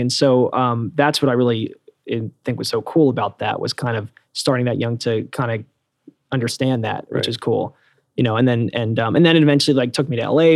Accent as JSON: {"language": "English", "area": "Bucks County", "region": "Pennsylvania", "country": "United States", "tie": "born or raised there", "also_born_or_lived": "Los Angeles", "moved": "as an adult", "lives_now": "New York City, United States", "said": "I grew up in uh, Bucks County, Pennsylvania, so a suburb of Philadelphia, so not too far away."}